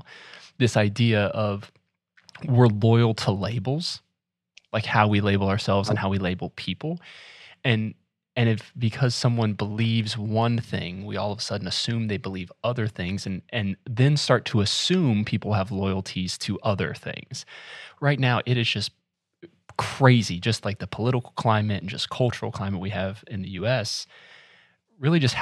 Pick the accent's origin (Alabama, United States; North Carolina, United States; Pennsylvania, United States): North Carolina, United States; I grew up in North Carolina